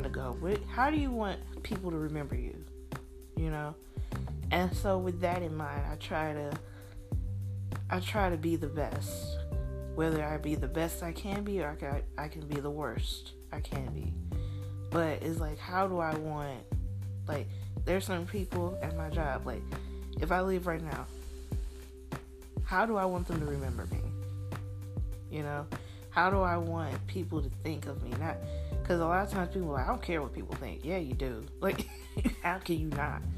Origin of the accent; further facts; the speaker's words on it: Jackson, Mississippi, United States; accent: Mississippi; moved away as an adult; also born or lived in Wisconsin; now in North Carolina, United States; I have that Mississippi accent